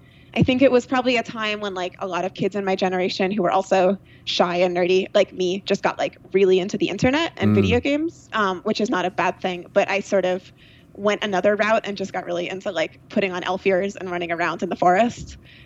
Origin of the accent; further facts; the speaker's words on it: New York, United States; Like Hudson Valley, so like Rhinebeck, Woodstock area.